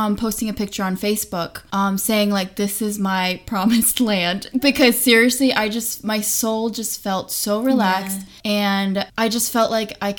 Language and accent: English; California, United States; moved away as an adult; also born or lived in China; now in Finland; I'm from California